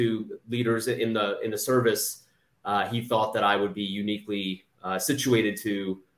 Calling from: Alexandria, Virginia, United States; Sir, I'm just south of Washington, D.C. in Alexandria, Virginia.

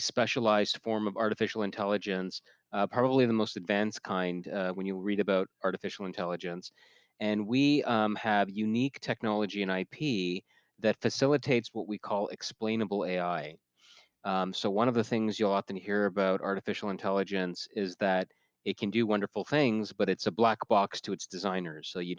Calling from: Toronto, Ontario, Canada; We're based in Waterloo, Ontario, Canada, although I'm speaking from Toronto, where I live.

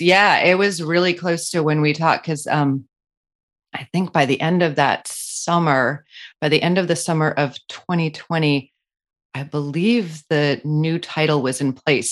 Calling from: New York City, New York, United States; also born or lived in Colorado; I am calling in from New York City, back in New York City, where it all began, sort of, not really, but, um, I was here for many, many years

